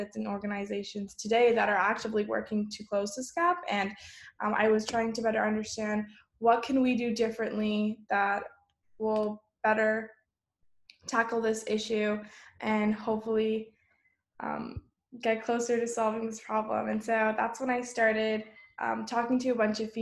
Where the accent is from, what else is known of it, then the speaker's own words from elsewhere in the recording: Bay Area, California, United States; growing up in the Bay Area